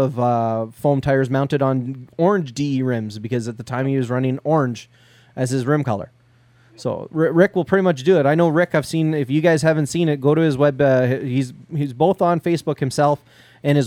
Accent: Canada; I'm Canadian

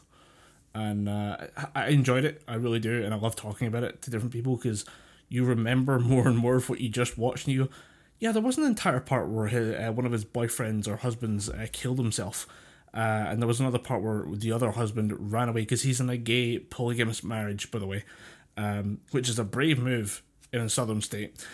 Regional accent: United Kingdom; as a British person

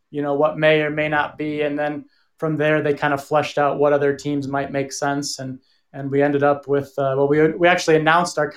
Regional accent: Oxford, Ohio, United States; moved away as an adult; now in Colorado Springs, United States; I'm, I'm from Oxford originally, which is where Miami's located.

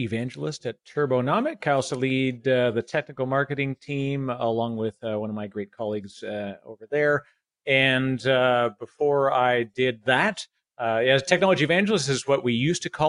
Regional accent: Canada; accent: Canadian; I'm Canadian, so I say process and project

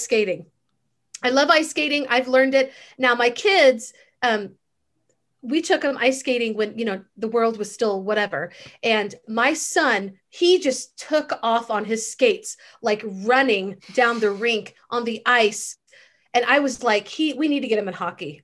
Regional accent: Missouri, United States; moved away; also born or lived in Texas; I grew up in the Midwest. I grew up right outside of Kansas City.

